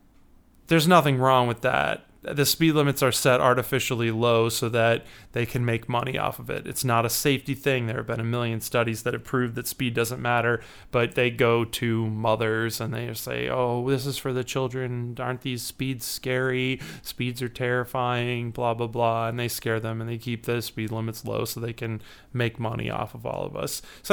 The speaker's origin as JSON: {"language": "English", "town": "Chicago", "region": "Illinois", "country": "United States"}